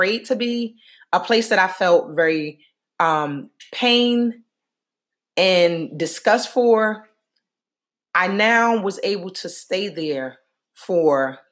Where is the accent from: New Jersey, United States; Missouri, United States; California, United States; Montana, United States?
New Jersey, United States; Newark; moved away as an adult; I just returned home after 12 days spent with family and friends in my hometown of Newark, New Jersey